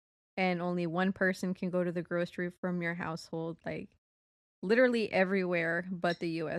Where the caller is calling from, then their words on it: Sydney, New South Wales, Australia; I'm a listener from Sydney.